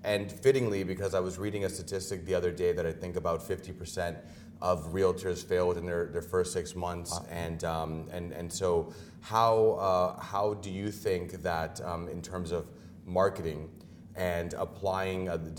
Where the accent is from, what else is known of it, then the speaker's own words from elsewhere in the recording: Dominican Republic; Yeah, my hometown.